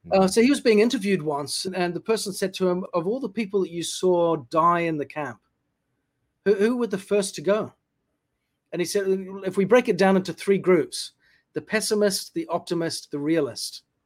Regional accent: New Zealand; moved away as an adult; also born or lived in United Kingdom; I was born in the UK, grew up in New Zealand.

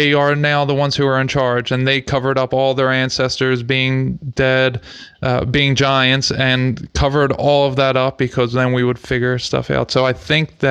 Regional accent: United States; we're from America, so we would now be called Native American

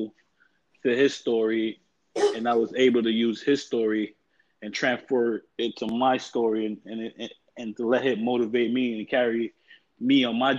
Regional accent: New York, United States; I'm from New York, where like I grew up

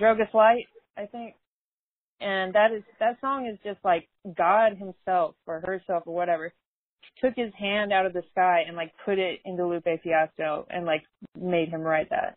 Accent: Denver, Colorado, United States; now in Monroe, United States; I'm from Denver. I moved to Monroe, Louisiana, about almost 15 years ago

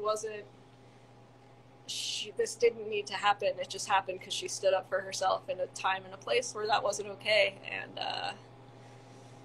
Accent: Andover, Massachusetts, United States; moved away as an adult; also born or lived in Boston / California; I grew up in Andover, Massachusetts, like 20 minutes north of Boston.

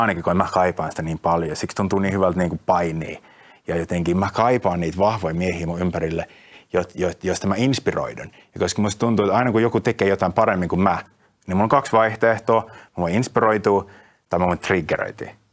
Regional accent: Finland

